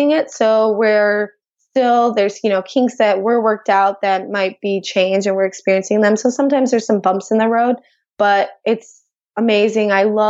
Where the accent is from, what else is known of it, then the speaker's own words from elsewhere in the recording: outside of Chicago, Illinois, United States; I grew up outside of Chicago in a very diverse neighborhood